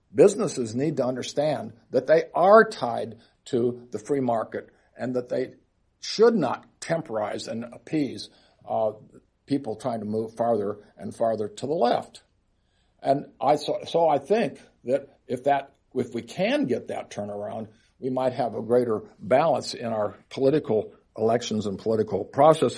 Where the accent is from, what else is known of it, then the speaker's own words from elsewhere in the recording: Seattle, Washington, United States; in my hometown of Seattle